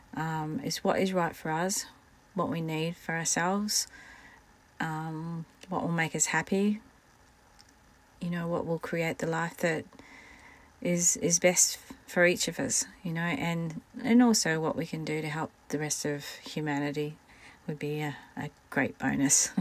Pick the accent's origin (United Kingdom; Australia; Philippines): United Kingdom; Scotland; I am Scottish